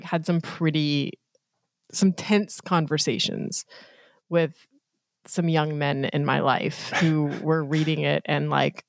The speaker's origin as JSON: {"language": "English", "region": "Colorado", "country": "United States", "tie": "born or raised there", "said": "I grew up in Colorado and was going to college in Colorado"}